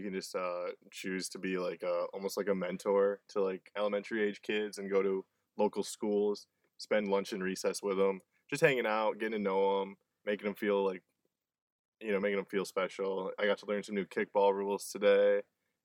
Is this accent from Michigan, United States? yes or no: yes; Michigan, United States; I'm from Michigan